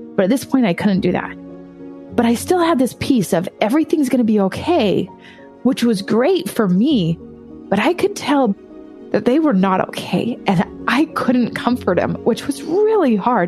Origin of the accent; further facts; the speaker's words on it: California, United States; moved away as an adult; also born or lived in Hawaii; now in East Coast, United States; I was born in Hawaii and then I was actually raised in California